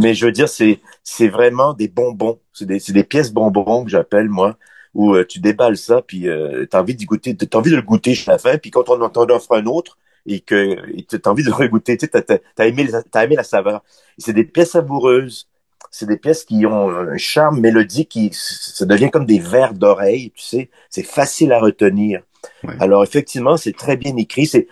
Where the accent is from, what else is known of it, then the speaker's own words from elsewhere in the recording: Quebec City, Quebec, Canada; moved away as an adult; also born or lived in Montreal; je, suis parti à Montréal en 84, moi je suis de Québec